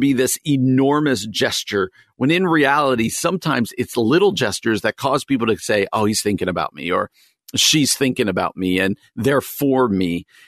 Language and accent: English; New Jersey, United States; well-known governor of New York when I was growing up in New Jersey